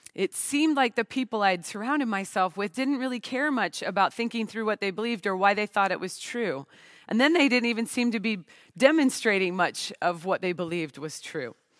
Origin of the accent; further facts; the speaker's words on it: Portland, Oregon, United States; I'm from the Pacific Northwest of the United States, the Portland, Oregon area